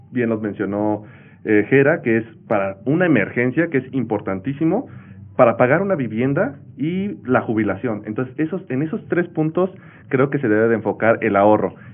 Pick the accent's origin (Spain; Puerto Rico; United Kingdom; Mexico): Mexico; Claro, y creo que más que ahorrar es dar el siguiente paso como, como mexicanos, que ya llevamos un rato escuchando pues, la cultura del ahorro